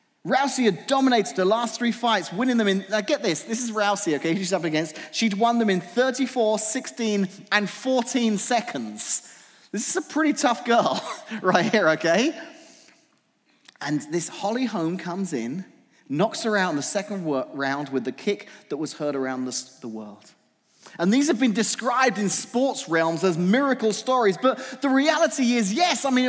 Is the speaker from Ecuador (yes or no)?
no; England, United Kingdom; now in Washington, United States; I grew up in England